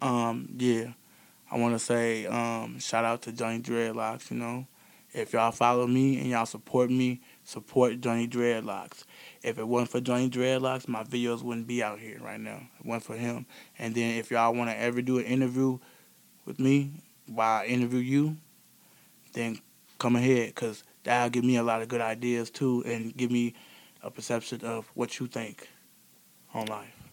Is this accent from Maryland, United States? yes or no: no; Beloit, Wisconsin, United States; I'm from Beloit, Wisconsin, born and raised here in Beloit, Wisconsin